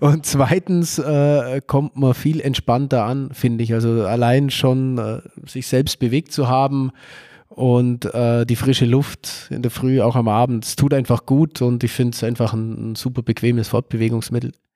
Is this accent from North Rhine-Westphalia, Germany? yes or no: no; Nördlingen, Bavaria, Germany; 1982 in Nördlingen geboren und seit drei Jahren, seit der Kommunalwahl 2020, darf ich Oberbürgermeister meiner Heimatstadt sein